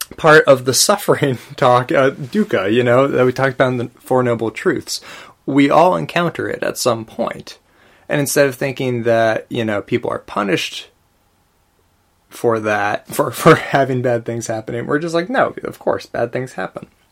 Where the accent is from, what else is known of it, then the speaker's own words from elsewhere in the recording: United States; I'm an American Buddhist